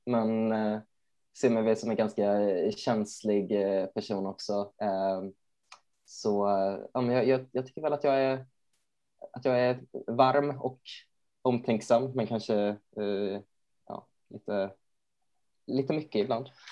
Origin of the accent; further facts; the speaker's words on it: Borås, Västra Götaland, Sweden; jag är ju från Borås